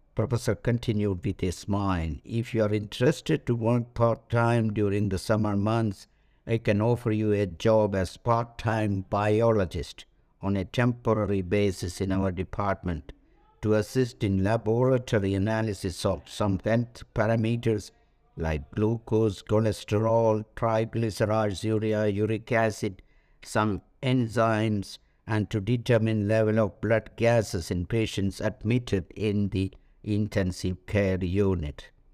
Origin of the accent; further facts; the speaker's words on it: India; moved away as an adult; also born or lived in France; Being an Indian national